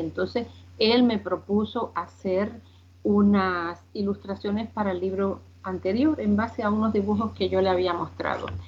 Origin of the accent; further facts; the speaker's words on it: Spain; also born or lived in Cuba; Vine muy chiquita aquí a España, eh, me crié aquí